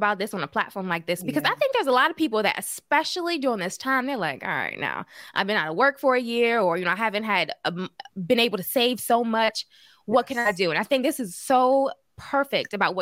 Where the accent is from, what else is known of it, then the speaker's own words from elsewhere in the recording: Baltimore, Maryland, United States; I'm from Baltimore